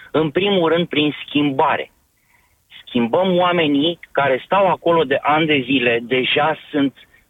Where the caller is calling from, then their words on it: Ploiești, Prahova, Romania; Sunt din uh, Ploiești.